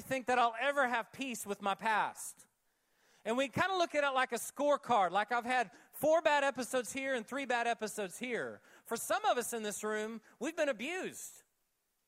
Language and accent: English; Oklahoma, United States; when I was 7 and 8 years old when I was growing up in Oklahoma